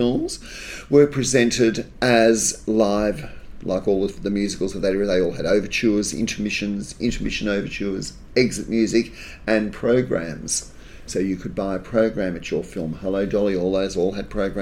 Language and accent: English; Sydney, New South Wales, Australia; I grew up in Gaimia